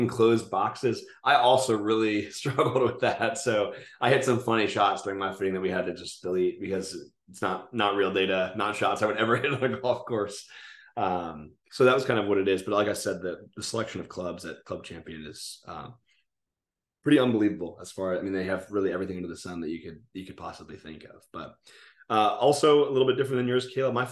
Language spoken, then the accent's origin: English; near Philadelphia, Pennsylvania, United States; moved away as an adult; now in Charlotte, United States; near where I grew up in Pennsylvania